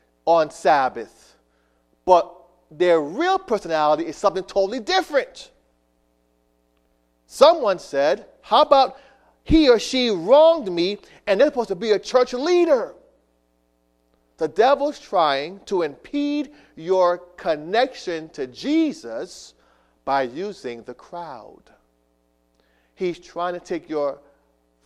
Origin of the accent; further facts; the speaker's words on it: Miami, Florida, United States; also born or lived in New York; when I was a young boy growing up in South Florida